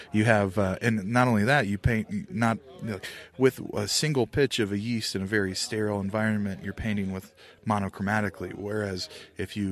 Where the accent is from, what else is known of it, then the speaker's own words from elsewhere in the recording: Indiana, United States; I'm from Indiana